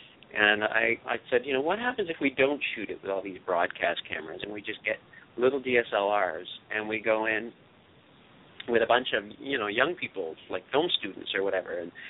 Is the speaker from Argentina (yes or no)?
no; Canada; It's funny, I come from Canada, where the equivalent of PBS would be CBC, which is our national broadcaster.